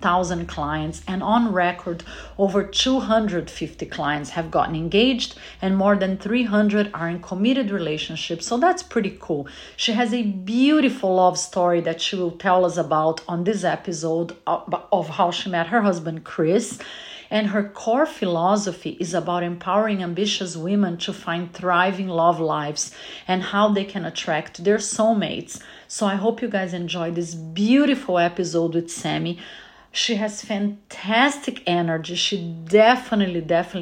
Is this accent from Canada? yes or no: no; Brazil; now in Los Angeles, United States; I live in Los Angeles, but I was born in Brazil, and I am very proudly the top Brazilian Latin podcaster in the world today